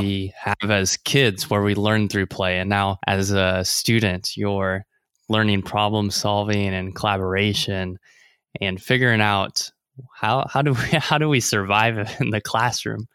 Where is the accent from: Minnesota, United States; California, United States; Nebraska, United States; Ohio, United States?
Nebraska, United States; Omaha; Omaha, Nebraska, my hometown